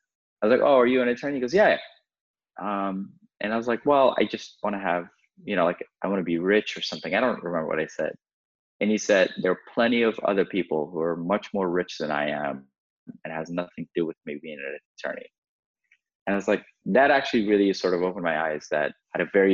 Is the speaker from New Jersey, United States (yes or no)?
no; Redondo Beach, California, United States; Growing up in Redondo Beach and like going to Manhattan Beach High School